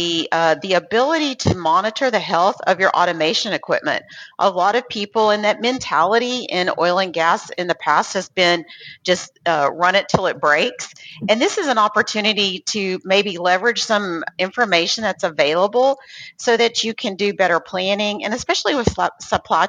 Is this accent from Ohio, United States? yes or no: no; Lubbock, Texas, United States; since I grew up in Lubbock, I went to Texas Tech